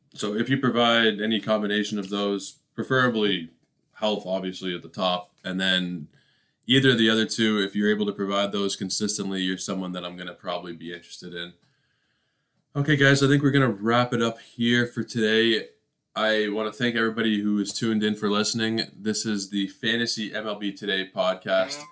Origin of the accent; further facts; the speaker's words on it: Toronto, Ontario, Canada; I am from Toronto